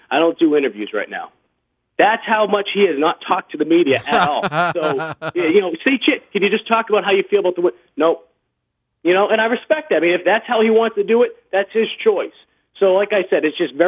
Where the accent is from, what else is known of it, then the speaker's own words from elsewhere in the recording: Boston, Massachusetts, United States; moved away as an adult; also born or lived in Mississippi; growing up in Boston